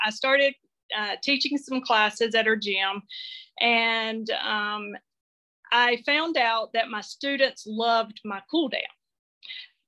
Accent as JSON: {"language": "English", "region": "North Carolina", "country": "United States", "tie": "born or raised there", "said": "I grew up in North Carolina. I still live in Western North Carolina, up in the mountains."}